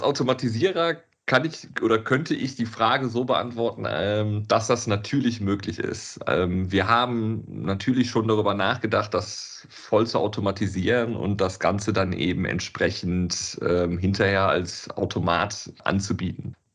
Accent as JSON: {"language": "German", "town": "Cologne", "region": "North Rhine-Westphalia", "country": "Germany", "tie": "born or raised there", "said": "wir sind äh, Kölner"}